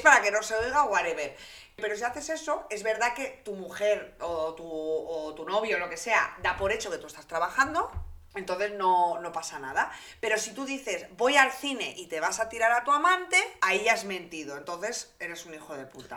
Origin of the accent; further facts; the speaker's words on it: Santander, Cantabria, Spain; yo vivía en una burbujita un poco pues de Santander, de pueblerina